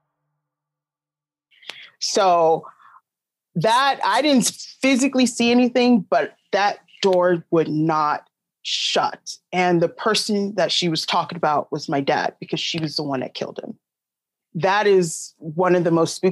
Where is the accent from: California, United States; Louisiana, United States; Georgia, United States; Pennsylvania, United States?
California, United States; Long Beach; I'm from Long Beach, California